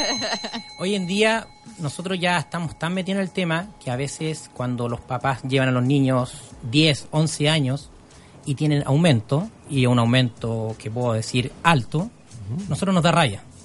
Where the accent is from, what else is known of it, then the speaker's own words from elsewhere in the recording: Chile; como buen chileno